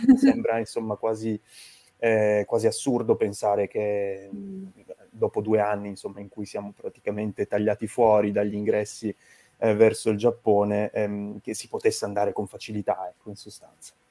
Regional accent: Turin, Piedmont, Italy; also born or lived in Venice; io sono appunto originario di Torino

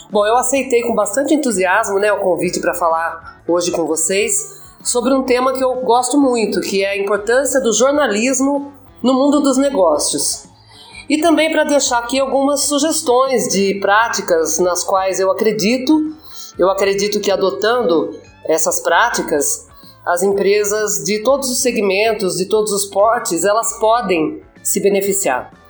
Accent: São Paulo, Brazil; Eu sou daqui do interior de São Paulo mesmo. Moro faz 25 anos em Araras.

